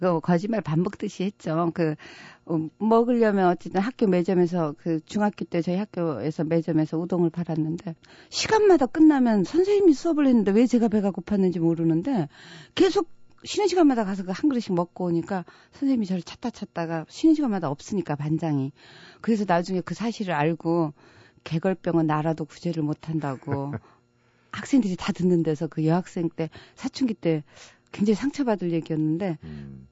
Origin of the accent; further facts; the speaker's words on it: Jeju Island, South Korea; moved away; also born or lived in Seoul; 저는 제주도에서 태어났고요.